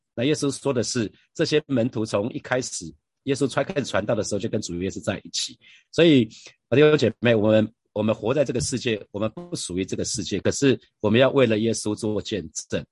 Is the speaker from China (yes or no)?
no; Taiwan; 我是台湾人